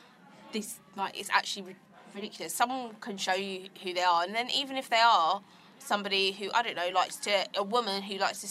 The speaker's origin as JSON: {"language": "English", "town": "Croydon", "region": "London", "country": "United Kingdom", "said": "I'm from Croydon."}